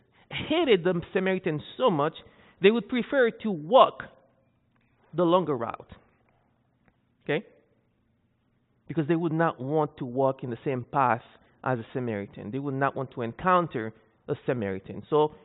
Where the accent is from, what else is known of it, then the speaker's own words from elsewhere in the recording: Haiti; moved away as an adult; also born or lived in Saskatchewan, Canada; I'm Haitian, so I'm from Haiti